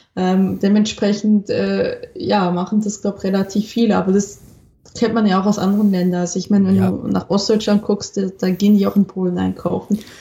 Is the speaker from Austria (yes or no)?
no; Switzerland; accent: Swiss; now in Germany; meinen Schweizer Akzent.